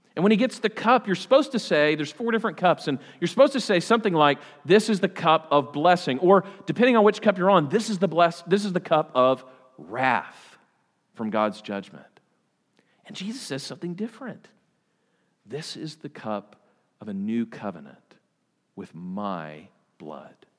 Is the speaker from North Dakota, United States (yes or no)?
no; Oklahoma, United States; I'm from Oklahoma. I'm not even from Texas.